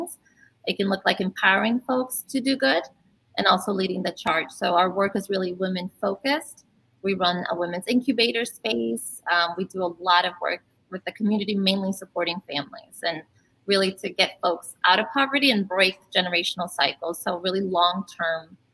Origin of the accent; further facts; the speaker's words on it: Brazil; moved away; also born or lived in Braddock, Pennsylvania; I was born in Brazil